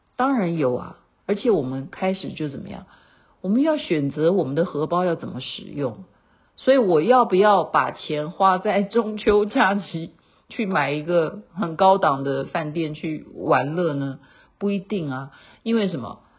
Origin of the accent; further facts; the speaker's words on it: Taiwan; moved away; 认识我是台湾的，好，台胞，好，大家会知道说我是从台湾来的